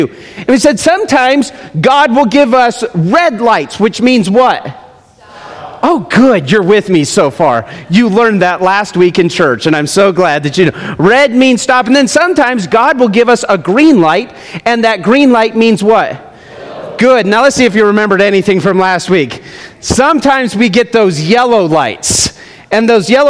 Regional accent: United States; also born or lived in Summerlin, Nevada; We are Americans

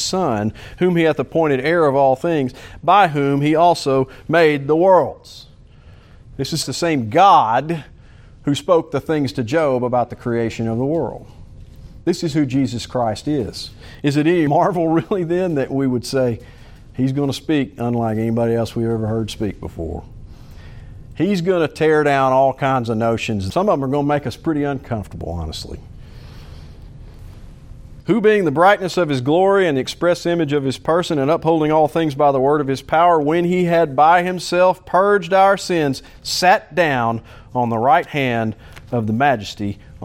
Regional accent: Little Rock, Arkansas, United States; also born or lived in Fort Smith, Arkansas; I've lived in Little Rock the majority of my life

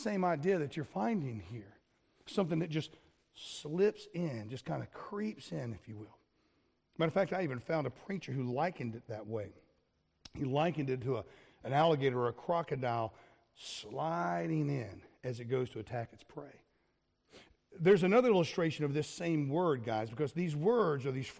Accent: South Florida, United States; I grew up in South Florida, and we used to have these big alligators in our neighborhood

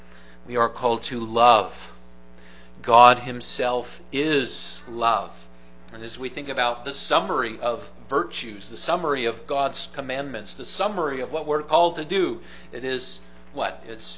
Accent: Grand Rapids, Michigan, United States; I grew up in the Grand Rapids, Michigan area

